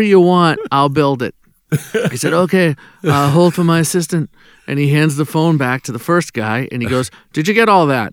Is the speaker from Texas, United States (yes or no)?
no; Boston, Massachusetts, United States; I'm from Boston